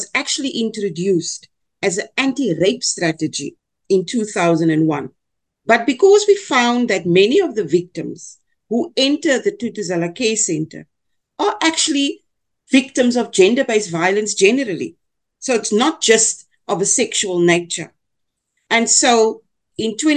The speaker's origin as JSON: {"language": "English", "country": "South Africa", "first_language": "Afrikaans", "second_language": "English"}